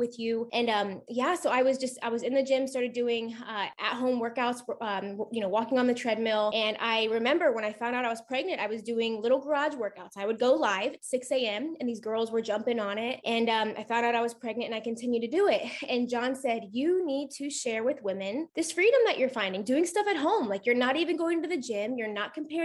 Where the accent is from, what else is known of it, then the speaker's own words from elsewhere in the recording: Columbus, Ohio, United States; I'm 29 from Columbus, Ohio